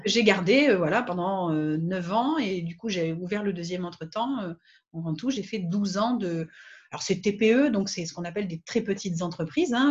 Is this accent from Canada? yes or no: no; France; moved away as an adult; also born or lived in Réunion / Guadeloupe / Nouméa, New Caledonia; je suis partie de France quand j'avais 20 ans à peu près